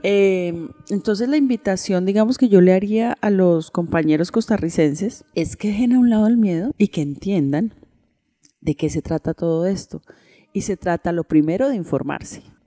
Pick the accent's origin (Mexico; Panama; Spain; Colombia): Colombia; así también somos los colombianos